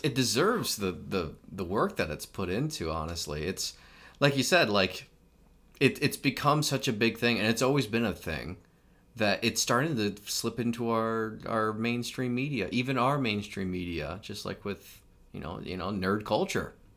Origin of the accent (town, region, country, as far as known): United States